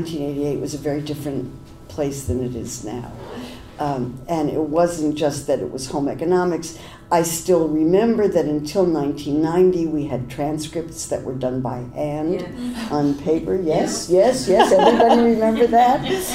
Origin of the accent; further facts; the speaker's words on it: Berkeley, California, United States; I didn't really understand the difference between Democrats and Republicans because I came from Berkeley and we thought they were all the same.